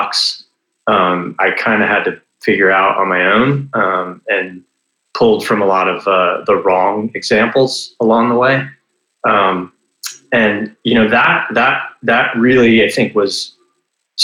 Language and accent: English; Florida, United States; I grew up in Florida for the most part, moved around a little bit, but spent most of my time in Florida